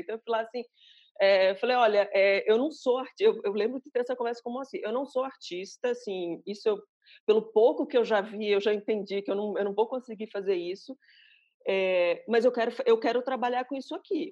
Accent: Aracaju, Sergipe, Brazil; moved away as an adult; also born or lived in Recife / São Paulo; now in Belo Horizonte, Brazil; sou sergipana de Aracaju, é, moro em Belo Horizonte, moro um pouco em São Paulo.

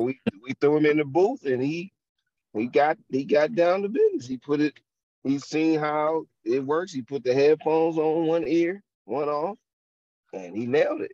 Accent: Youngstown, Ohio, United States; I am from Ohio, Youngstown, Ohio.

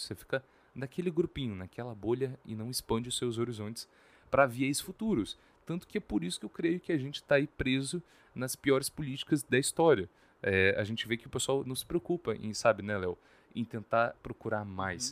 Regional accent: Espírito Santo, Brazil; pra gente aqui, que é do Espírito Santo

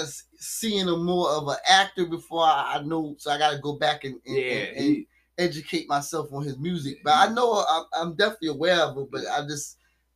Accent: Newtown Road, Virginia Beach area, United States; I lived on Newtown Road. I was raised on Newtown Road

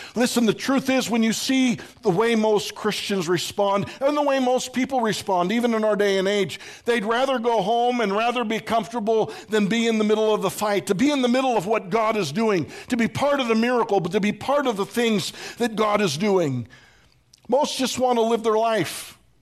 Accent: Pittsburgh, Pennsylvania, United States; When I was growing up in Pittsburgh

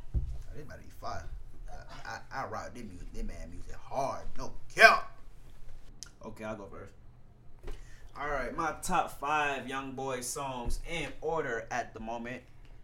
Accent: Baton Rouge / New Orleans, Louisiana, United States; I'm 19. Do the math. So I'm from BR, I'm from New Orleans.

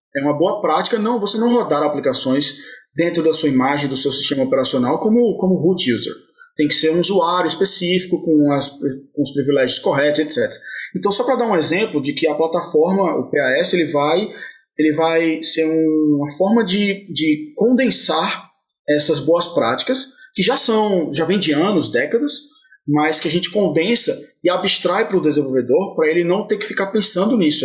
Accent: Brazil; moved away as an adult; also born or lived in Denmark; now in Berlin, Germany; eu sou do Brasil, cara mas eu não sou o brasileiro que você tá esperando

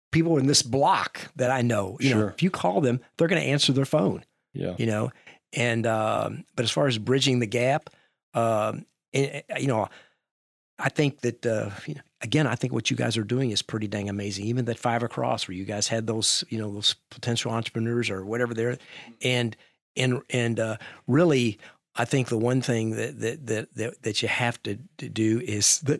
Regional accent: Louisville, Kentucky, United States; I'm from Louisville.

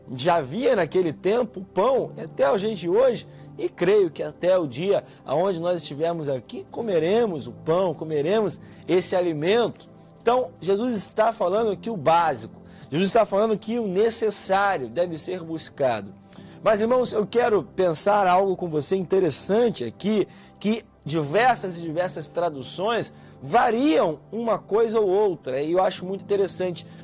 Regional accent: Brazil; Nós, como bons brasileiros, almoçamos nosso arroz com feijão.

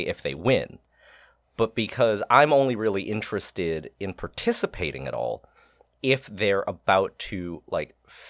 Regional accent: Boston, Massachusetts, United States; Because I'm from Boston.

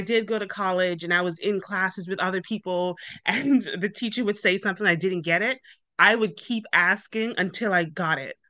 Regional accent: Bermuda; moved away; I'm originally from Bermuda, hence the accent.

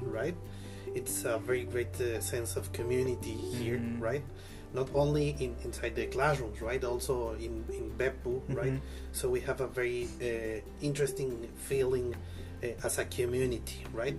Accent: Mexico City, Mexico; now in Japan; I'm from Mexico City

